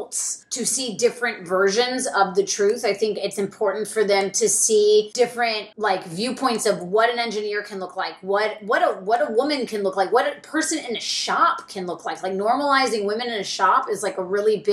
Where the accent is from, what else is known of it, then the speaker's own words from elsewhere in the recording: the South, United States; I grew up in the South, and I tell people all the time that I had to grow up a closeted builder in the South